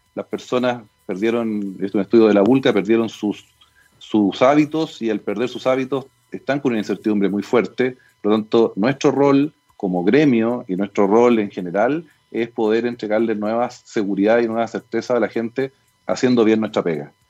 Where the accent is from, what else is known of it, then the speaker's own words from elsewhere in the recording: Chile; somos todos los chilenos